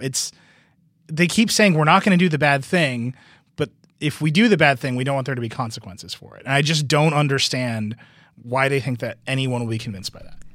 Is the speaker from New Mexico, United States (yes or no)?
no; Wisconsin, United States; moved away; Wisconsin, my home state